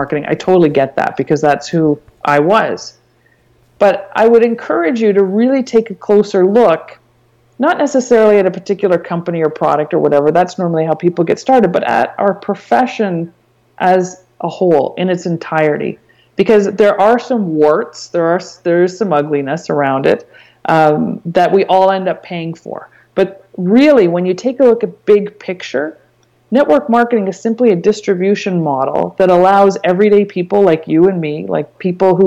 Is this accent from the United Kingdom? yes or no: no; Canada; I'm Canadian and I wanted to stay and make my money and earn my living in Canada